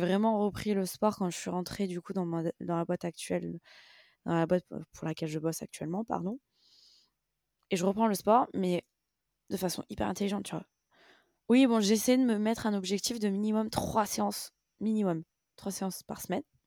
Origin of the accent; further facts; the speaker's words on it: France; nous en tant que Français